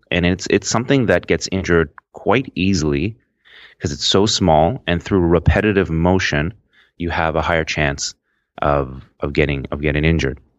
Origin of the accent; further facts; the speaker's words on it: Toronto, Ontario, Canada; I'm, I'm from Toronto, Canada